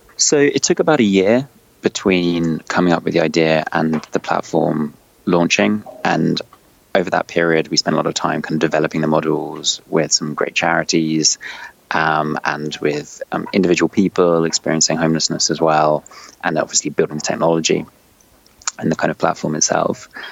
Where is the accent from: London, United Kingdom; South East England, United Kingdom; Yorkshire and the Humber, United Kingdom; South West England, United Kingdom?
London, United Kingdom; also born or lived in China / Paris; I'm from London. I've lived almost all my life in London